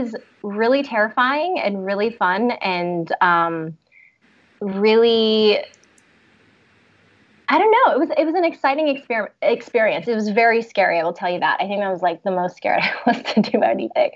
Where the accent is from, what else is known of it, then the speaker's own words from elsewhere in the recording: Florida, United States; also born or lived in Montreal, Canada / New York City; I was born in Montreal, Canada. So I'm originally from Canada, but I grew up in Florida for most of my life